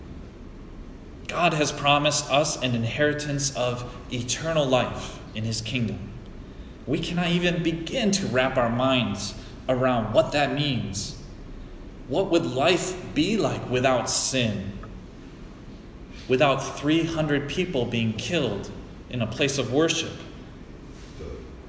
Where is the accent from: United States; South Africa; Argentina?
United States; As an American